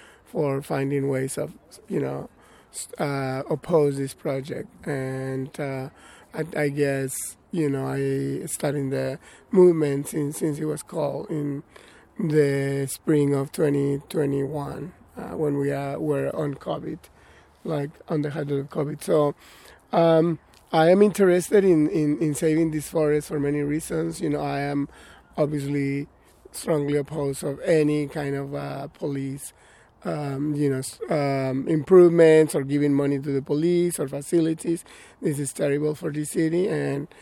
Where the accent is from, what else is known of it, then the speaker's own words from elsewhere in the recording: Mexico; also born or lived in Atlanta, Georgia / Middle Tennessee; now in Tennessee, United States; I'm a migrant from Mexico